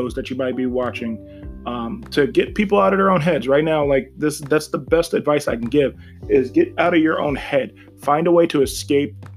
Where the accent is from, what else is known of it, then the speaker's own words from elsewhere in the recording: Ashtabula County, Ohio, United States; I'm leaving Ashtabula County, because it's boring right now. It's super boring. And it's not even like shitting on my hometown